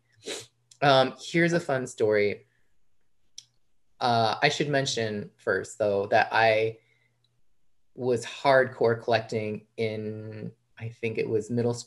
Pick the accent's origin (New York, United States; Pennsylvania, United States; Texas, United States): New York, United States; outside New York City, United States; I grew up outside New York City in the burbs.